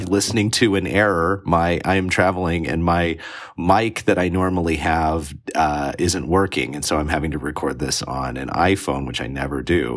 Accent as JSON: {"language": "English", "country": "United States", "said": "I'm an American"}